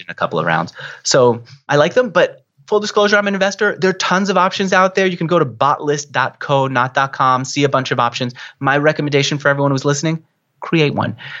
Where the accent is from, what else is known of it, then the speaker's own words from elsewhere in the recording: New York, United States; I'm a New Yorker, I talk a mile a minute.